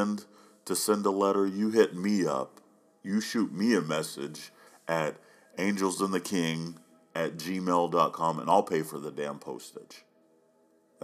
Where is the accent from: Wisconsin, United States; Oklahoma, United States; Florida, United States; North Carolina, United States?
Oklahoma, United States; now in Oregon, United States; growing up in Oklahoma